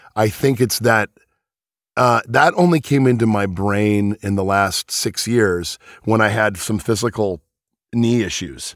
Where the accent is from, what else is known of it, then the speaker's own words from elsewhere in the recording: Venice, California, United States; also born or lived in Sheepshead Bay, New York; I grew up in California where water is scarce.